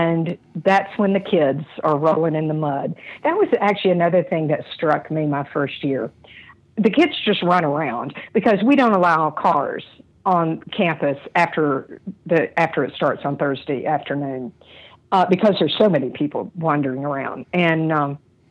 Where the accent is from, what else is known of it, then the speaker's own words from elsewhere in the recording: Asheville, North Carolina, United States; I grew up in Asheville, but I went to church in tiny Southern Baptist church at the age of 12